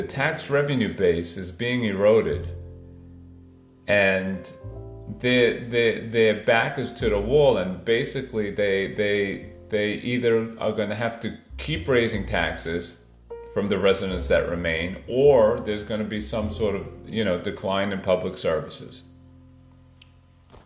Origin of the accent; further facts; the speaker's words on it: New York City, New York, United States; moved away as an adult; also born or lived in Manhattan, New York; now in Miami, United States; I was born in Brooklyn, New York, in the Ocean Parkway, Midwood, Flatbush area. I went to Yeshiva Flatbush for elementary school and high school